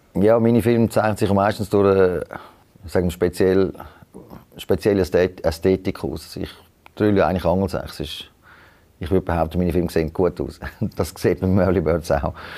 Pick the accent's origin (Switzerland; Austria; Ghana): Switzerland; als Schweizer